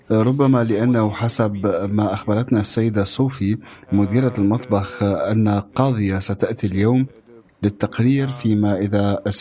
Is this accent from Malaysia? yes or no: yes; Malaysia; moved away as an adult; now in Grenoble, France; نحن طلاب ماليزيون ندرس هنا في فرنسا